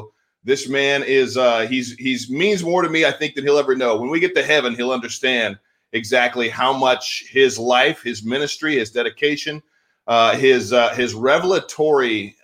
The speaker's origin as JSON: {"language": "English", "region": "Northern California", "country": "United States", "tie": "born or raised there", "also_born_or_lived": "Redding, California", "moved": "as an adult", "lives_now": "Texas, United States", "said": "Yes, you are in Northern California, my hometown, born and raised there."}